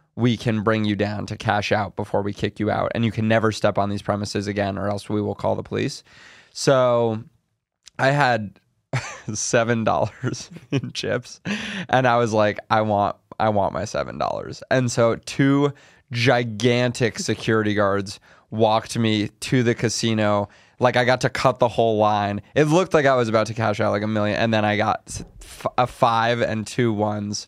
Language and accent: English; New York City, New York, United States; I'm from New York City